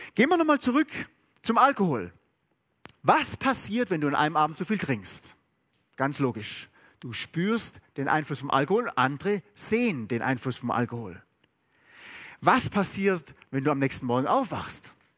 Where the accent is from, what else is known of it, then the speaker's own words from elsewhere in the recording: Southern Germany, Germany; ich bin in Süddeutschland aufgewachsen.